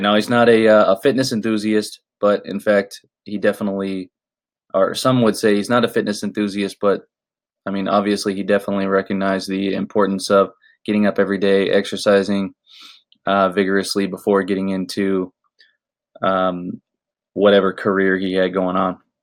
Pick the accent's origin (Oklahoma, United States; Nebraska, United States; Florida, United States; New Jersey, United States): Florida, United States; Orlando; now in Los Angeles, United States; I was born in Orlando, Florida